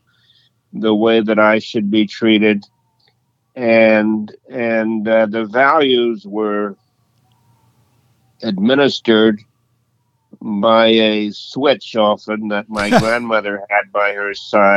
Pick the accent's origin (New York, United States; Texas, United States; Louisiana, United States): Louisiana, United States; Leesville; I was born in Leesville, Louisiana in 1939 in the Jim Crow era